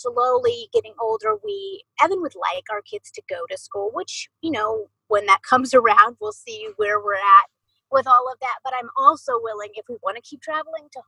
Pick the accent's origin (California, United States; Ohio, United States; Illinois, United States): Ohio, United States; Columbus; moved away as an adult; also born or lived in Arizona / Idaho / Missouri; I'm from Ohio and I love Ohio and I know we will always call that home